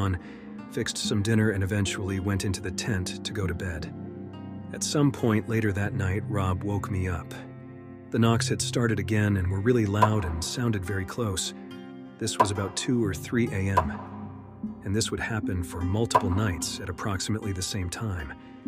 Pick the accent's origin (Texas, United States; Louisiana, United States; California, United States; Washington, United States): Washington, United States; We're from Washington State, it's part of our culture.